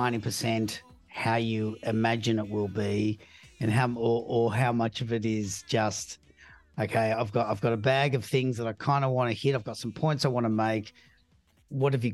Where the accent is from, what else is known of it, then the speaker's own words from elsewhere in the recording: Australia; I'm from Australia. We got the best beaches in the world